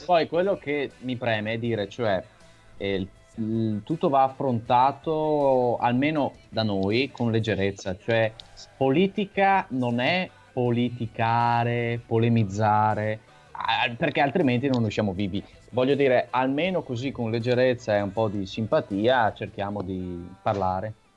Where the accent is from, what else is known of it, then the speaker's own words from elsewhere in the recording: Veneto, Italy; sono veneto totalmente tanto